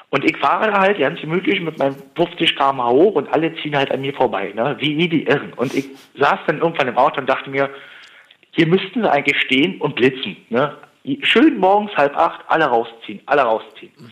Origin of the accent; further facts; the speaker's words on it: Berlin, Germany; Ich komme ursprünglich aus Berlin, da ist alles hektisch.